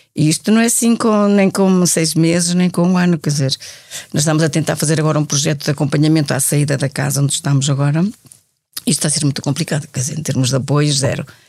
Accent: Braga, Norte, Portugal; moved away as an adult; also born or lived in Madrid / Colombia / Évora / Lisbon; eu sou de Braga, eu conheci as irmãs, eu estudava no liceu frente às irmãs

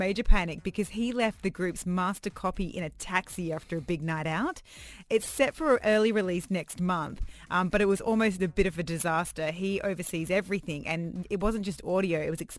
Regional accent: Australia; now in Dubai, United Arab Emirates; They lived two doors away from me when we were growing up in Australia

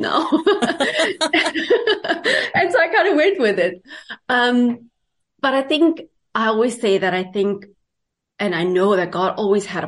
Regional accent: South Africa; moved away as an adult; now in Canada; I am from South Africa.

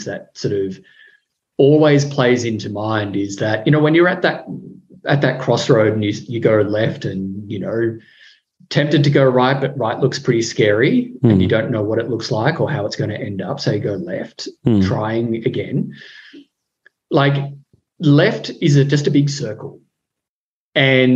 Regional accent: Riverina, New South Wales, Australia; moved away as an adult; also born or lived in Melbourne / Venezuela / Darwin / Ho Chi Minh City; now in Canberra, Australia; I grew up in a tiny, tiny country town in the Riverina of New South Wales

